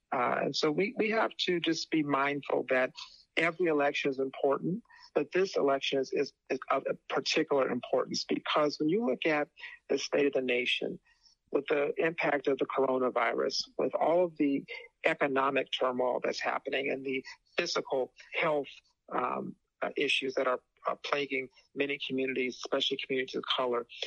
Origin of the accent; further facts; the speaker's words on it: Phoenix, Arizona, United States; I'm, I'm from Phoenix, and, and the expression we used to use out in Phoenix